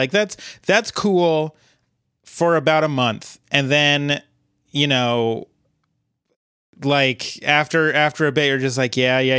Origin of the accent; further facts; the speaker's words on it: Ben, Oregon, United States; I'm from Ben, Oregon.